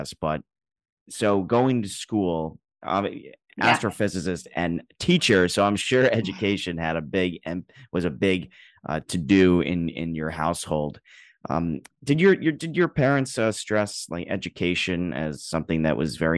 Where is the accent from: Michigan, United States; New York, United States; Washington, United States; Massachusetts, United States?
New York, United States; I'm a New Yorker. I was born and raised